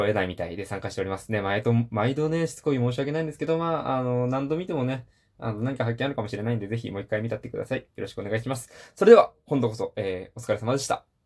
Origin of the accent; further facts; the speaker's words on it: Hiroshima, Japan; 僕、出身広島なんですけど